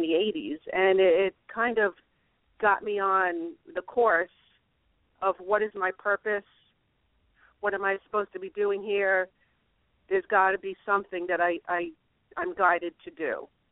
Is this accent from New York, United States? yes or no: yes; New York, United States; I'm a New Yorker Catholic.